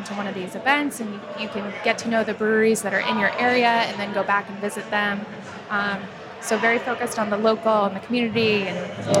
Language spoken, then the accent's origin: English; Easton, Massachusetts, United States; also born or lived in Washington, D.C.; I grew up in Easton, so cool. In the Boston area.